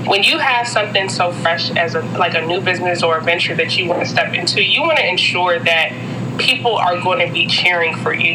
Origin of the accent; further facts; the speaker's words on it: Hyattsville, Maryland, United States; also born or lived in Ethiopia / Washington, District of Columbia, United States; I was born in Ethiopia. My family's Jamaican, but I grew up in the Hyattsville, Maryland area. So all my life, I've been in PG County